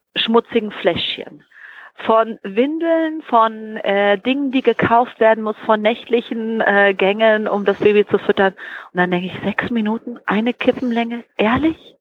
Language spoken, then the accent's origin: German; Frankfurt, Hesse, Germany; ich bin ja auch Frankfurter Mädchen